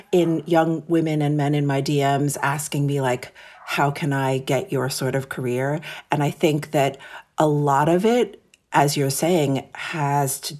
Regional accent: New York City, New York, United States; Yes. So I'm born and raised in New York City. My parents came to America from Japan in the late 60s. And interestingly, they actually met in New York.

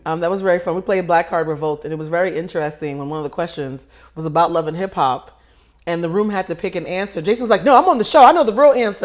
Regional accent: East Coast, United States; we're both from the East Coast

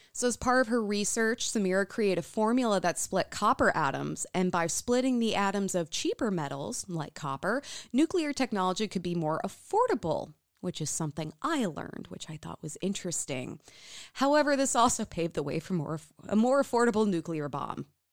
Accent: United States; growing up in the United States

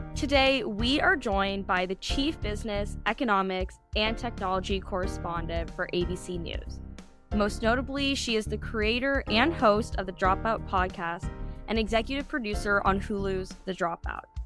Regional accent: Minnesota, United States; We're all from Minnesota

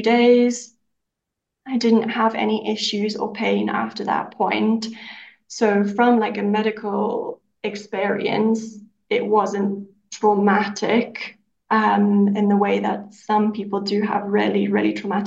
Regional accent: Zimbabwe; moved away as an adult; also born or lived in United Kingdom / New Zealand; we're in Zimbabwe now because this is where I'm from. Originally, I was born here, lived my life here, and then we're living in the UK up until recently.

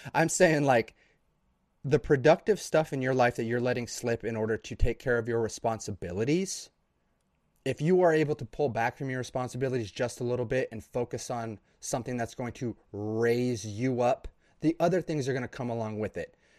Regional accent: Idaho, United States; No buildings over three stories in my town slash my area of the state, because I'm from Idaho.

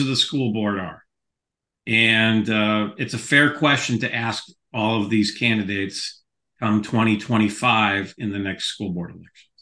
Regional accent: Skokie, Illinois, United States; growing up in Skokie

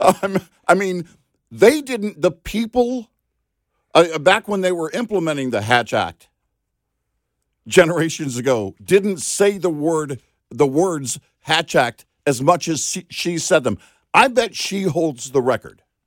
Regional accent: San Antonio, Texas, United States; also born or lived in Del Rio, Texas / Omaha, Nebraska; growing up in San Antonio and Del Rio

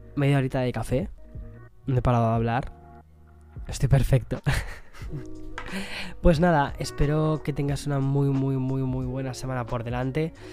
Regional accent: Spain; moved away; also born or lived in New York; estoy muy perdido con lo que es em, la cultura española, del quién es quién, ¿no? De, mi propio país

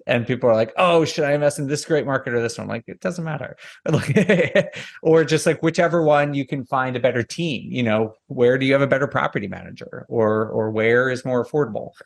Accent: Northeast, United States; moved away; I'm from the Northeast originally

